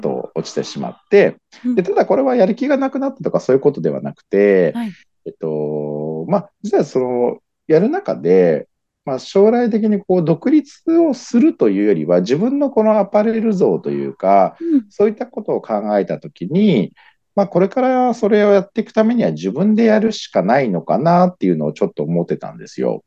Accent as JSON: {"language": "Japanese", "town": "Nagoya", "region": "Aichi", "country": "Japan", "tie": "born or raised there", "said": "地元が愛知県の方、愛知県名古屋市の方で"}